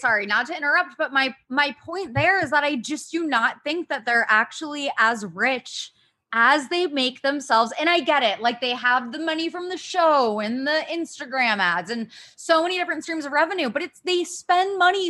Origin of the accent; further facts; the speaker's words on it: Ohio, United States; I'm from Ohio.